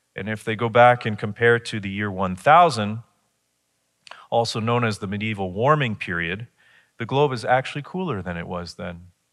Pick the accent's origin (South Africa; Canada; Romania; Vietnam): Canada; Chatham, Ontario; I grew up in Chatham.